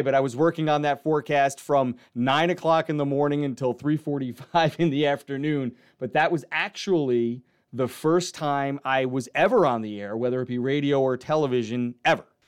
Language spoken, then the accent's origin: English; New Rochelle, New York, United States; I grew up down in New Rochelle in Westchester County